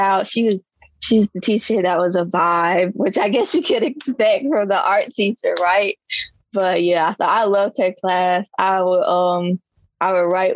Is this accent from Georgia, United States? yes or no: no; Gary, Indiana, United States; also born or lived in Chicago; now in Meridian, United States; I'm from Gary, Indiana, which is like 20 minutes from Chicago